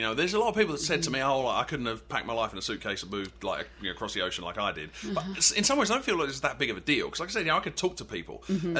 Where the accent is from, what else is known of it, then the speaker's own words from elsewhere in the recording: England, United Kingdom; Yeah, I'm from England, blah blah blah.